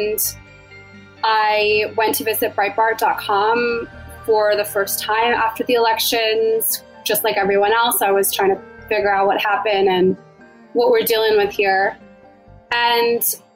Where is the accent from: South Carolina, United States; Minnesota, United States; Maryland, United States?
Maryland, United States; moved away; We're both originally from Maryland.